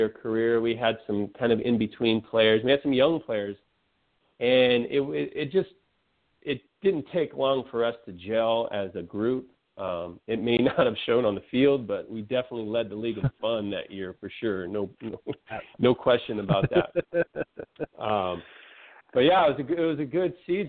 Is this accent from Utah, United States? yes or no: no; San Francisco Bay Area, California, United States; now in Florida, United States; I grew up in the San Francisco Bay Area